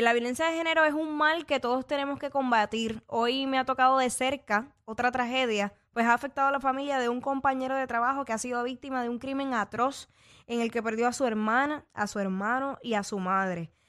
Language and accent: Spanish; Puerto Rico; nosotros como boricuas